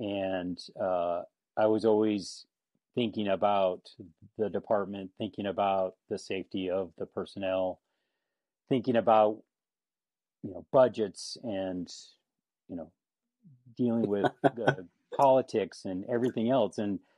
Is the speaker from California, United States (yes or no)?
yes; Napa, California, United States; born there; So born in California. I was actually born in Napa.